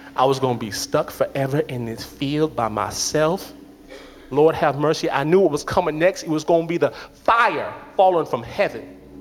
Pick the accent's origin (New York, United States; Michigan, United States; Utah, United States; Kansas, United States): Michigan, United States; Detroit; I'm from Detroit